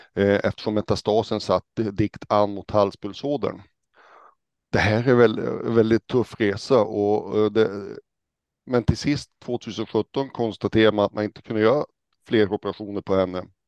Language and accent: Swedish; Hällnäs, Västerbotten County, Sweden; now in Stockholm, Sweden; Jag kommer ursprungligen från Hällnäs som kommer eh, utanför Umeå, uppe i Västerbotten